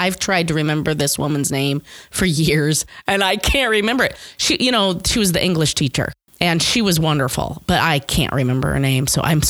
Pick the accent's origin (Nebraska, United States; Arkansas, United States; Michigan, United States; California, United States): Nebraska, United States; Omaha; I am here from here, Omaha, Nebraska.